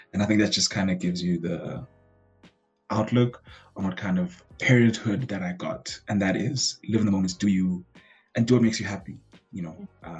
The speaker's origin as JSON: {"language": "English", "town": "East London", "region": "Eastern Cape", "country": "South Africa", "said": "first son to Lupolo and Amanda. …. I'm from a small town called East London."}